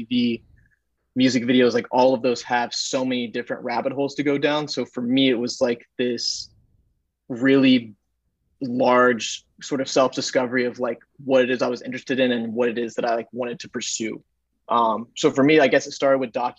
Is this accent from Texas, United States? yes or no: yes; Texas, United States; also born or lived in Dallas / Chicago / Los Angeles; now in New York, United States; I grew up in Texas, and I've kind of bounced around from Dallas to Chicago to LA to New York